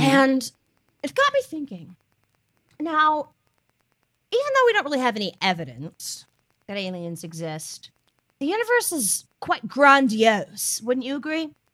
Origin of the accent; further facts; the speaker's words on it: Hickory, North Carolina, United States; My hometown is Hickory